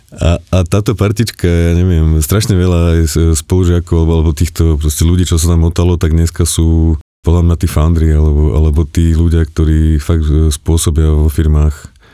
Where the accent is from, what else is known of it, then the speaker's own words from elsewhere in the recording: Čadca, Žilina Region, Slovakia; moved away; pochádzam z Kisúc, z Čace